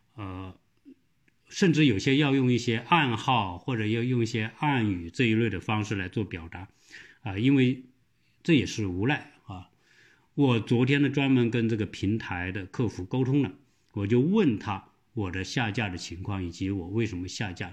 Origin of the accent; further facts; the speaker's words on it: southern China, China; accent: southern accent; moved away; 我这个说话的口音很重， 或者是南方口音啊